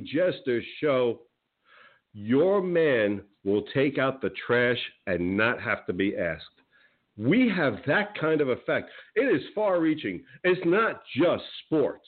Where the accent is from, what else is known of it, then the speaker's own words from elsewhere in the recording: New Jersey, United States; now in Florida, United States; I grew up in the Northeast in New Jersey, big Giants fan